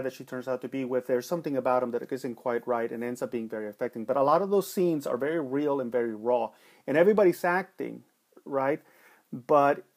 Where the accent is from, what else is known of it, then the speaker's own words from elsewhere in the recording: Los Angeles, California, United States; Growing up in East LA in the 80s, where there was a lot of shit going on and people weren't happy in Los Angeles